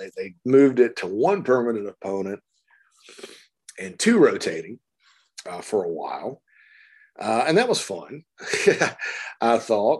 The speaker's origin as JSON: {"language": "English", "town": "Spartanburg", "region": "South Carolina", "country": "United States", "tie": "born or raised there", "said": "my hometown of Spartanburg"}